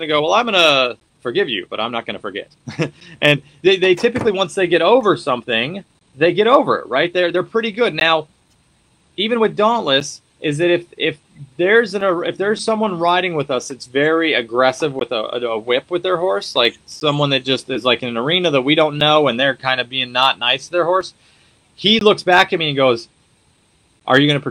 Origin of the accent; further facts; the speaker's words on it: Colorado, United States; moved away; also born or lived in Wyoming / Montana; I was originally from Colorado, so I spent time up in Wyoming and Montana